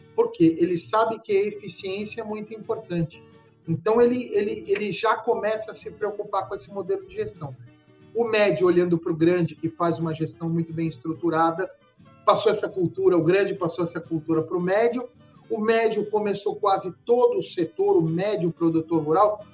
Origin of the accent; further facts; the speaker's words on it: São Paulo, Brazil; moved away as an adult; now in Goiás, Brazil; Eu sou paulistano, estou aqui há 11 anos